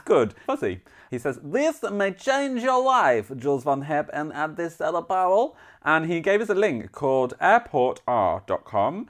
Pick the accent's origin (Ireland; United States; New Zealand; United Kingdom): United Kingdom; Yorkshire and the Humber; I'm from Yorkshire